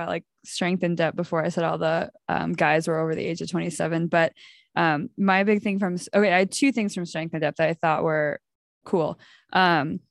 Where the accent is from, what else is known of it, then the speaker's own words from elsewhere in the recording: United States; I am American